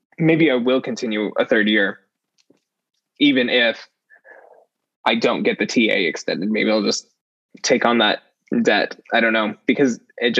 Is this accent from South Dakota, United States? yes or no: no; Richfield, Utah, United States; moved away as an adult; also born or lived in Cedar City, Utah; now in Columbia, United States; I grew up in a small town in central Utah called Richfield. And I lived there until I was about 14.